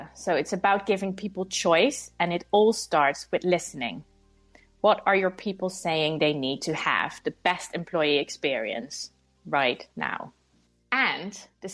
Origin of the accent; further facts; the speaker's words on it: Netherlands; moved away as an adult; now in London, United Kingdom; I'm from the Netherlands where I spent the first 20 years of my life